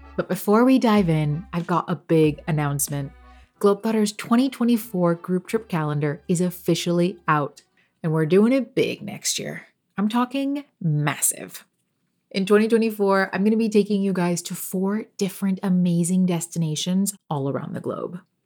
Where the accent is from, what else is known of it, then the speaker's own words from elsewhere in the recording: Texas, United States; moved away as an adult; also born or lived in Los Angeles; Born, raised here